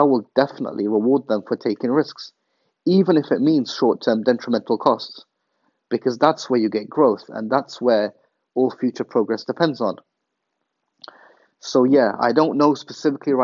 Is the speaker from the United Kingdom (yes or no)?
yes; England, United Kingdom; moved away as an adult; Growing up in England